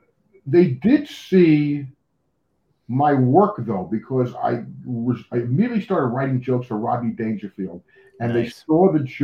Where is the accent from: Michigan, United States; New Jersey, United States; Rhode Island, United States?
New Jersey, United States; Union; moved away; I grew up in New Jersey, Union, New Jersey.